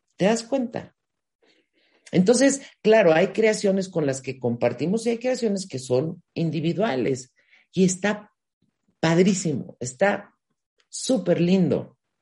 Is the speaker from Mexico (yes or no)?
yes; Mexico; yo soy de México y en México se usa mucho este no tienes llenadera